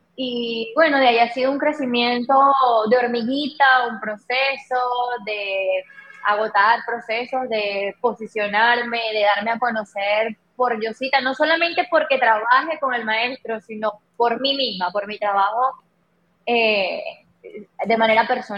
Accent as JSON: {"language": "Spanish", "country": "Venezuela", "moved": "as an adult", "lives_now": "Dominican Republic", "said": "yo soy venezolana, eh, tengo cinco años acá en la isla"}